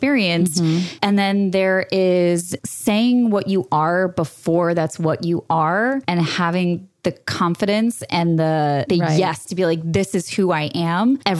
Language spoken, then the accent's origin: English; New York, United States; moved away as an adult; also born or lived in Florida / Auckland, New Zealand; I was born and raised in New York, 100% spoiled.